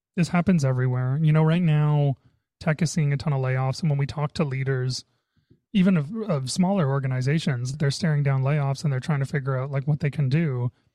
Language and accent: English; Canada; I'm Canadian